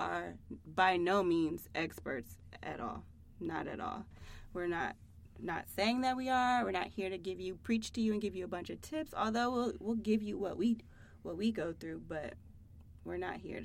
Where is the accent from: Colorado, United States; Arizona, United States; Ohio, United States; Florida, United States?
Ohio, United States; Akron; now in Columbus, United States; I am originally from Akron, Ohio, but now I live here in Columbus